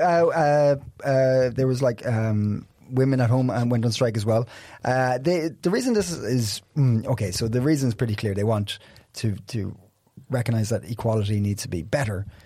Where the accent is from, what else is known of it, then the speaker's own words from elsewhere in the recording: Ireland; now in Copenhagen, Denmark; I'm Irish.